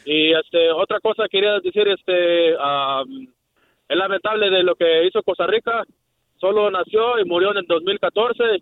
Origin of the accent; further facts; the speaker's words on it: El Salvador; yo soy de Centroamérica y, y en el Mundial soy México, pero cuando va al Cusca soy salvadoreña a morir.